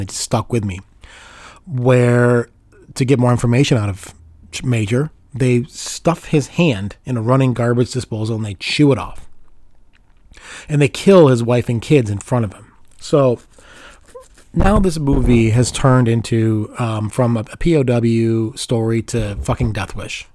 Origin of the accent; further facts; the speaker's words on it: Chicago, Illinois, United States; I grew up in Chicago in the 80s